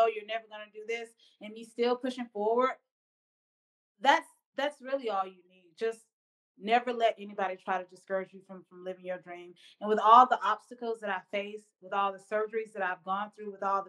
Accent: the South, United States; I'm from the South. And, of course, you know, the South has their ways.

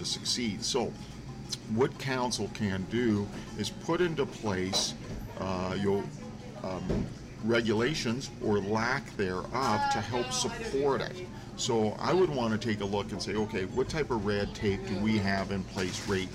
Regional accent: North Shore, British Columbia, Canada; moved away as an adult; now in Whistler, Canada; I grew up just down on the North Shore

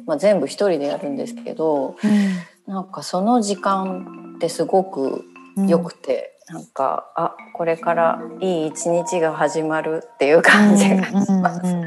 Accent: Tokyo, Japan; 私の実家はその東京のマンションなので庭もないし

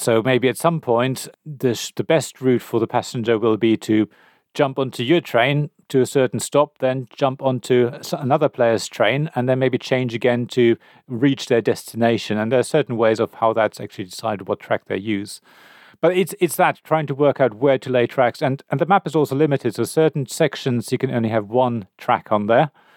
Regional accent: Berlin, Germany; I come from Berlin.

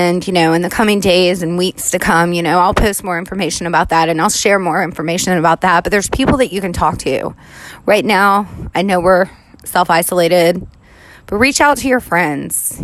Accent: New Orleans, Louisiana, United States; I am down here in New Orleans where I'm born and raised

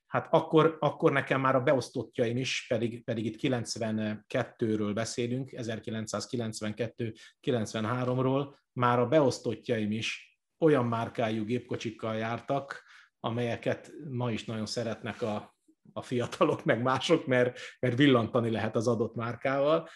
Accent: Budakalász, Pest, Hungary; Budakalásson volt nekem az első gyülekezet plántálásom, a szülővárosomban, ahol fel is nőttünk.

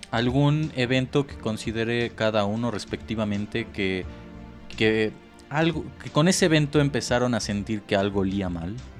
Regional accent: Mexico; para nosotros como mexicanos

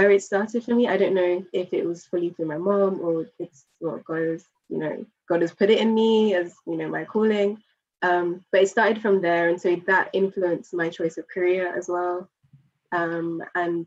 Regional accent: Jamaica; moved away; I was born in Jamaica and lived in Jamaica for a number of years

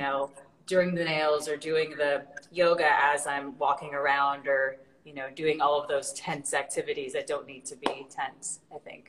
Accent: Illinois, United States; I'm from a tiny little town in, you know, I guess how we say the middle of nowhere in, in Illinois, really south of Chicago.

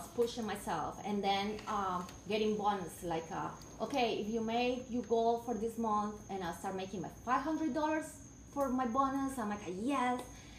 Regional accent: Colombia; English is a second language; moved away as an adult; also born or lived in Wisconsin, United States; now in United States; I was going to school in Colombia

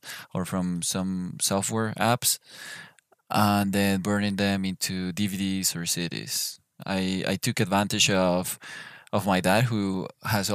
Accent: Bogotá, Colombia; I am from Bogota, Colombia.

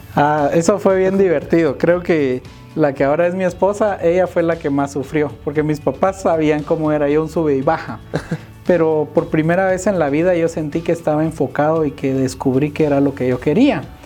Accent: Guatemala; debemos romper como sociedad guatemalteca

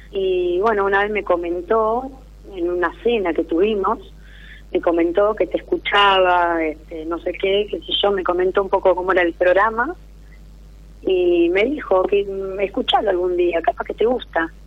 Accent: Rosario, Santa Fe, Argentina

